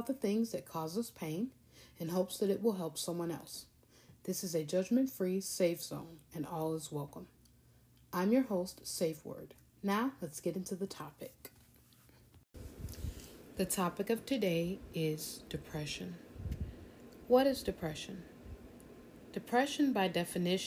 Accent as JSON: {"language": "English", "region": "South Florida", "country": "United States", "tie": "born or raised there", "said": "I grew up in South Florida"}